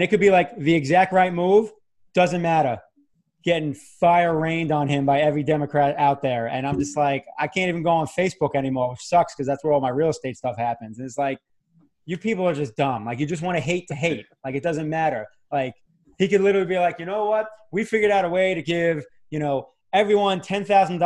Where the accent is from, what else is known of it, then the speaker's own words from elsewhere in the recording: New York, United States; moved away; we're both from New York